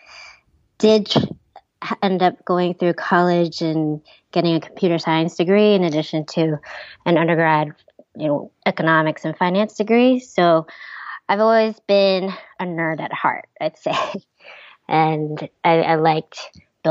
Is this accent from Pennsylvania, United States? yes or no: no; Ohio, United States; moved away as an adult; also born or lived in Taiwan; I grew up in Ohio